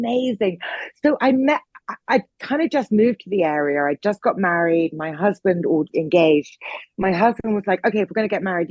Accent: Norfolk, East of England, United Kingdom; now in London, United Kingdom; I grew up in Norfolk. I now live in London.

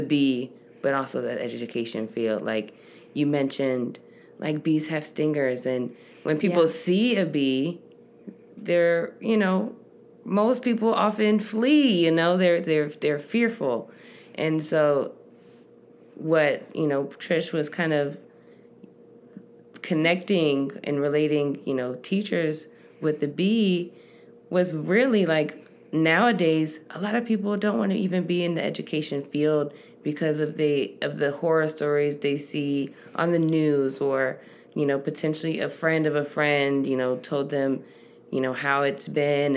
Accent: Cleveland, Ohio, United States; moved away as an adult; also born or lived in Queens, New York City; now in Arizona, United States; I am originally from New York. Cleveland is my home, sweet home, my childhood home

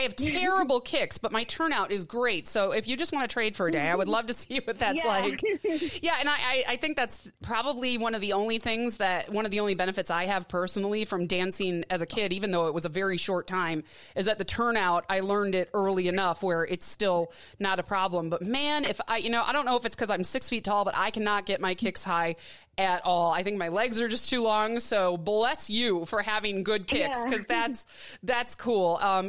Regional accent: Midwest, United States; now in Tucson, United States; But I'm loving it here in Tucson, Arizona. It is sunny every day. It is warm. I'm from the Midwest, so I'm not used to the heat without humidity.

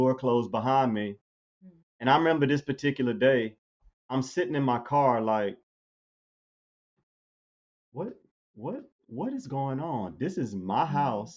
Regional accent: Baton Rouge, Louisiana, United States; moved away as an adult; also born or lived in New Orleans, Louisiana / Birmingham, Alabama; I grew up in Baton Rouge.

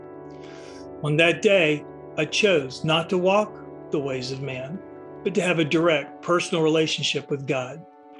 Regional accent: the South, United States; I was growing up in the South in the 1960s

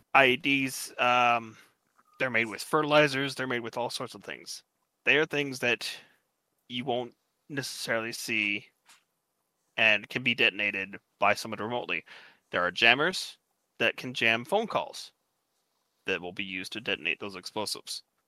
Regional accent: United States; I'm American

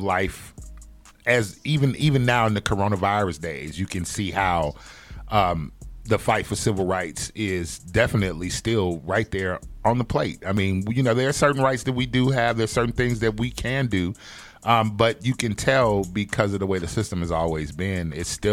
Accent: Chicago, Illinois, United States; I'm from Chicago

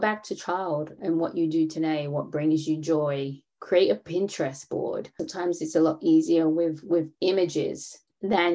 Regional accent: London, United Kingdom; now in Atlanta, United States; I am from London, born and raised, to Caribbean parent, but I do live in Atlanta

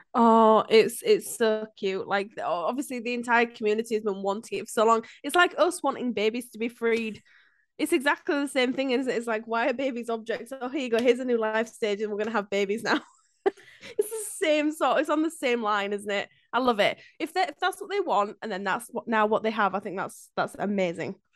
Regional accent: Yorkshire and the Humber, United Kingdom; a Brit, like, a, a Yorkshire lass

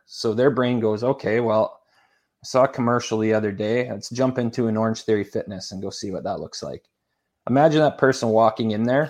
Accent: Saskatchewan, Canada; also born or lived in Edmonton; I grew up in Saskatchewan, Canada, a nice cold place like we were talking about earlier, and did all of my schooling in Edmonton, Alberta, Canada.

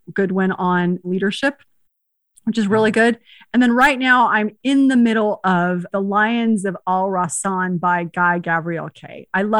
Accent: Spain; born there; Because remember, I was born in Spain, even though it's different continents.

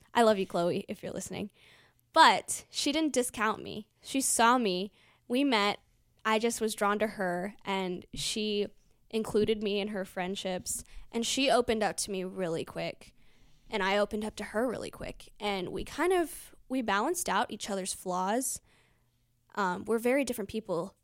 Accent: United States; growing up in America

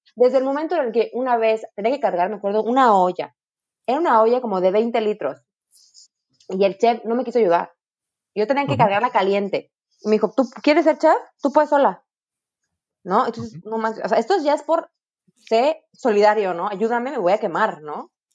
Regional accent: Mexico; como mexicanos

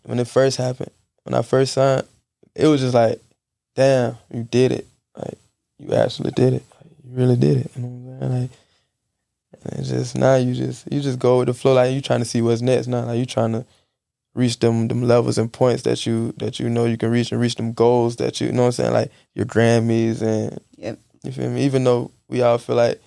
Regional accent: Jacksonville, Florida, United States; I'm from Jacksonville

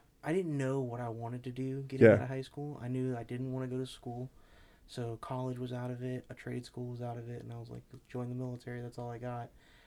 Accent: Hawaii, United States; born there; also born or lived in Louisiana / Southern California / Florida; So I was military child. I moved around a lot. I was born in Hawaii, moved to Louisiana, back to Hawaii.

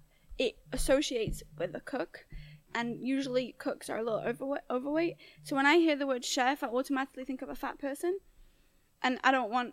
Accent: United Kingdom; I'm kind of legal because I'm British.

